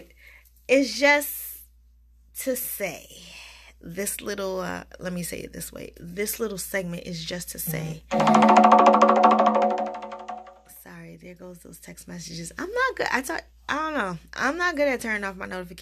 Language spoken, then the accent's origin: English; Barbados; accent: West Indian; also born or lived in United States; I'm a Bajan American